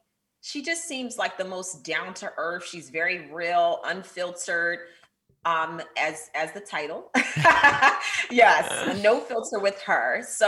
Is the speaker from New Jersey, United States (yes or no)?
yes; Pleasantville, New Jersey, United States; now in Potomac, United States; I grew up in Atlantic City, New Jersey, in Pleasantville. A lot of people don't know Pleasantville, but it's right outside of Atlantic City. And I currently reside in Potomac, Maryland.